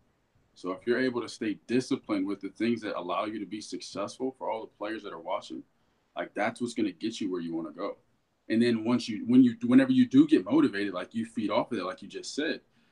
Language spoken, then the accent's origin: English; Dayton, Ohio, United States; I'm from Dayton, Ohio